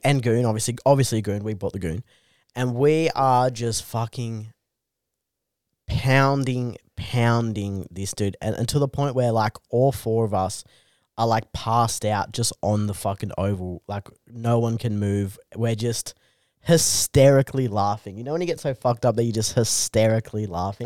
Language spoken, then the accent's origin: English; Bungendore, New South Wales, Australia; I grew up in Bungandore, which is just rampant alcoholism and problem gambling.